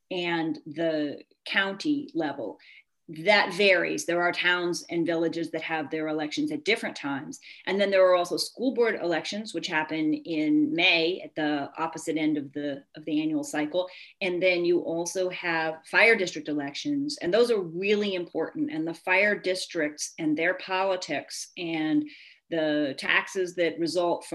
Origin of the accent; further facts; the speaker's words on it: Virginia, United States; moved away as an adult; now in Poughkeepsie, United States; I grew up in Virginia and I went to William & Mary and then the University of Virginia and then moved here to take a teaching job in 1995